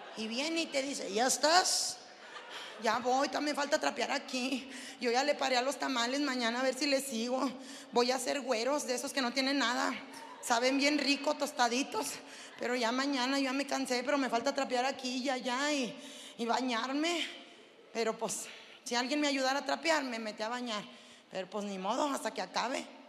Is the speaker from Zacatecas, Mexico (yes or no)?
yes; Zacatecas, Mexico; yo soy de Zacatecas